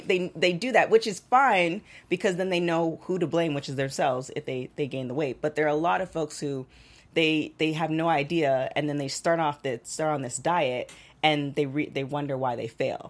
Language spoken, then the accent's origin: English; Toronto, Ontario, Canada; now in Los Angeles, United States; I'm originally from Toronto